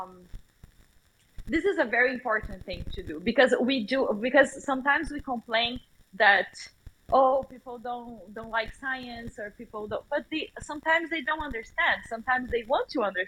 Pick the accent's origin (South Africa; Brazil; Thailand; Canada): Brazil; English is a second language; moved away; the country that I grew up